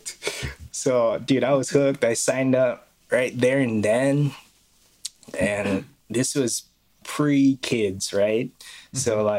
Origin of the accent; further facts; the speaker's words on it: Kauai, Hawaii, United States; moved away; Born and raised in Hawaii